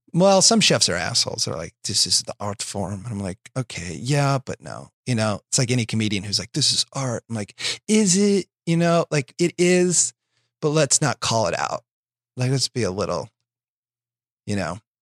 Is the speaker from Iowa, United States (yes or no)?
yes; Iowa, United States; now in Los Angeles, United States; I'm from Iowa